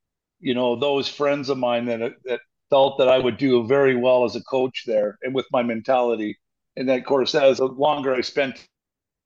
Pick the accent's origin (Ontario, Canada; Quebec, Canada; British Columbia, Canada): British Columbia, Canada; moved away as an adult; now in Åmål, Sweden; I'm a Canadian